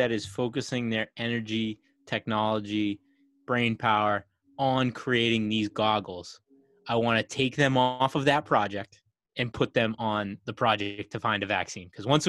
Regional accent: Boston, Massachusetts, United States; So we're all from the Boston area.

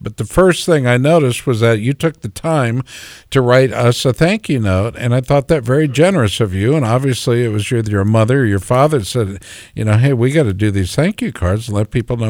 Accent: Minneapolis, Minnesota, United States; born there; I was born in Minneapolis, and then the trip back to Minneapolis from Des Moines was always a real treat for us.

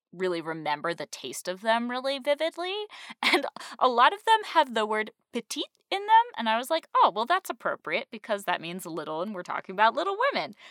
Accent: Western Massachusetts, United States; moved away; I grew up in Western Massachusetts

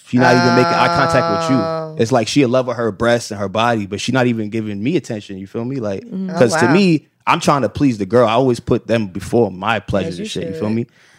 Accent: New York City, New York, United States; moved away as an adult; now in Los Angeles, United States; I'm from Flatbush though.

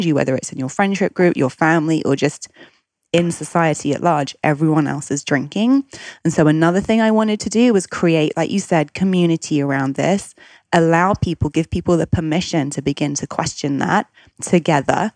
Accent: United Kingdom; I'm British. I grew up in the UK.

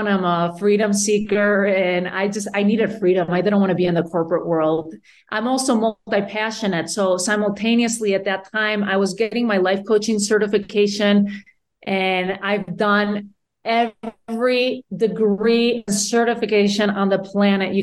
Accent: Spain; moved away as an adult; now in United States; Born and raised in Spain, I came to the U.S., when I was in my 20s for college

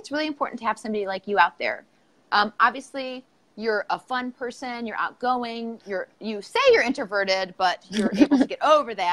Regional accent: Northeast Ohio, United States; I'm from Northeast Ohio

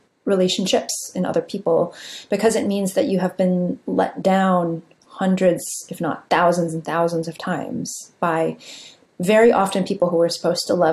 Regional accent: San Jose, California, United States; I grew up in San Jose, California, in a immigrant community.

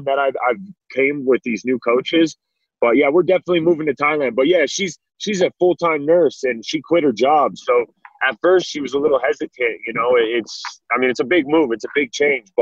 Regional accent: Denver, Colorado, United States; I did grow up in Denver

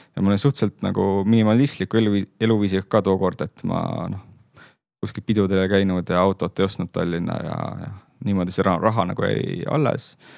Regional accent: Saare County, Estonia; ma olen pärit Saaremaalt

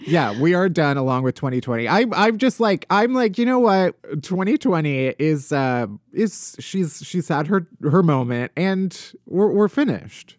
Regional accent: outside of Chicago, Illinois, United States; moved away; also born or lived in New York; I'm also from the Midwest. I'm from outside of Chicago

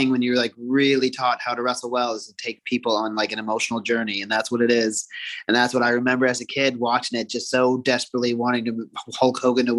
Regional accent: Toronto, Ontario, Canada; I was born in Toronto, Canada

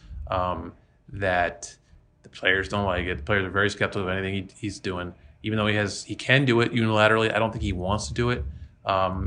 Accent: Philadelphia, Pennsylvania, United States; I'm from the Philadelphia area

